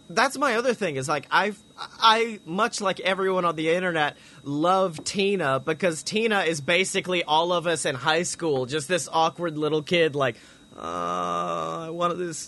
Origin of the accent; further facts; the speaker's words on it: the South, United States; growing up in the South